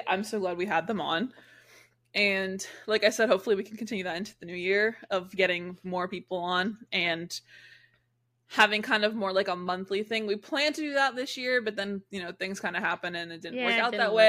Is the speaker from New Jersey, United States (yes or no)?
no; Jacksonville, Florida, United States; I grew up in a big city in Jacksonville. I hate my hometown now.